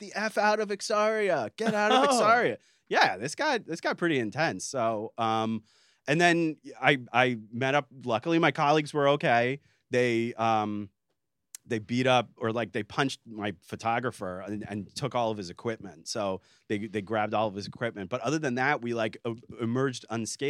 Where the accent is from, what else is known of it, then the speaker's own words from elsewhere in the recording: United States; I'm an American